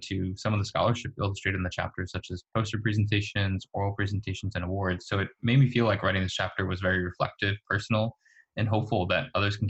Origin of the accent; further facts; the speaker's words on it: New Jersey, United States; moved away as an adult; now in San Francisco, United States; I grew up in New Jersey as a first generation Chilean American